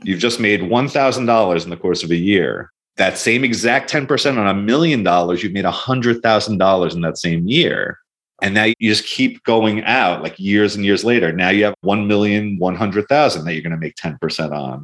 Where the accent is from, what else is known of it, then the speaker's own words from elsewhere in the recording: Long Island, New York, United States; We grew up in Long Island, which is an expensive place